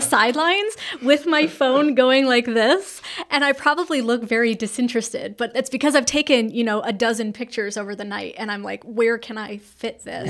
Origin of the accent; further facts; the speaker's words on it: California, United States; now in North Carolina, United States; I did not grow up in North Carolina. I grew up in California